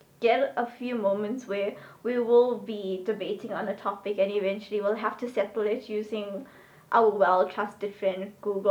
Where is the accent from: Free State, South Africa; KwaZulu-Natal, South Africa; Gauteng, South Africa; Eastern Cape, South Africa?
KwaZulu-Natal, South Africa; Durban; I am born, bred, grew up, live, work, whatever, in South Africa, particularly in Durban.